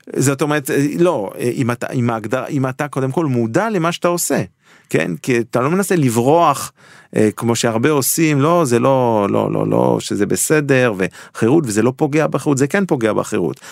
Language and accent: Hebrew; Geneva, Switzerland; now in Israel; אני גדלתי בז'נבה